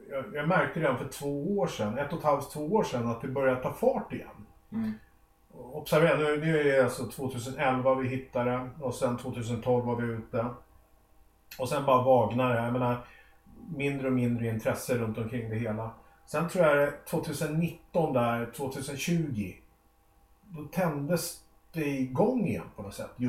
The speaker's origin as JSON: {"language": "Swedish", "country": "Sweden", "said": "Vi, vi är ett svenskt företag, vi är svenskar, vi, vi hittar det här föremålet i Östersjön."}